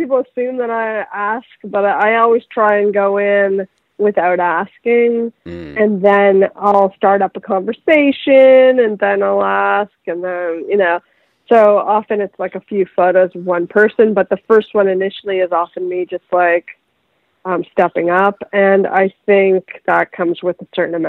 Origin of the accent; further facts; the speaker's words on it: Vaughan, Ontario, Canada; now in Los Angeles, United States; I come from the suburbs of Toronto, Canada, Vaughan